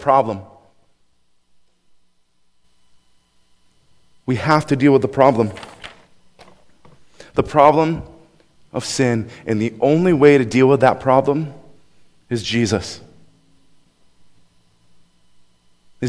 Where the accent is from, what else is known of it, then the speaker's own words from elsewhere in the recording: Buffalo, New York, United States; moved away; I grew up in Buffalo, New York